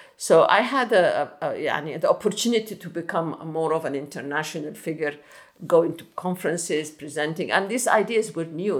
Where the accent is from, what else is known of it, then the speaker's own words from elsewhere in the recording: Khartoum North, Khartoum, Sudan; I grew up in Sudan, in uh, Khartoum North, Bahri.